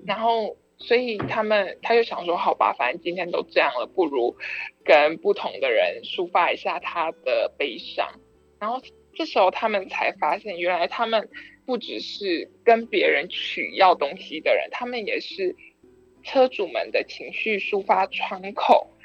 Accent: Tainan, Taiwan; 因为我是台南人

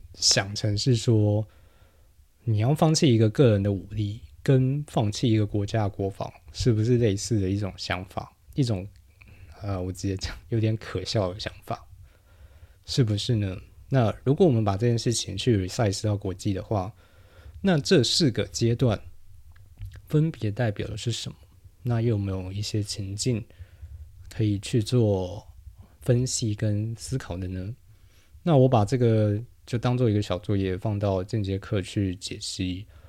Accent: New Taipei, Taiwan; now in Taipei, Taiwan; 因为我是新北长大的，所以 虽然我现在长期居住在台北啊

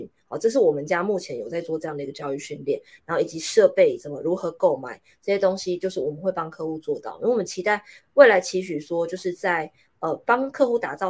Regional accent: Taiwan; 我现在明明就是一个台湾人，对不对？

